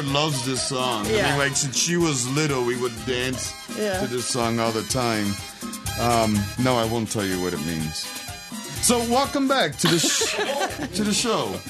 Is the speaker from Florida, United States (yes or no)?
no; Rochester, New York, United States; I grew up in Rochester